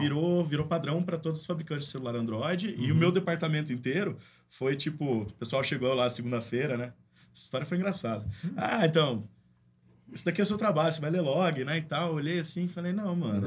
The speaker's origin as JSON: {"language": "Portuguese", "town": "Campinas", "region": "São Paulo", "country": "Brazil", "also_born_or_lived": "Limeira", "said": "Sou daqui de Campinas também."}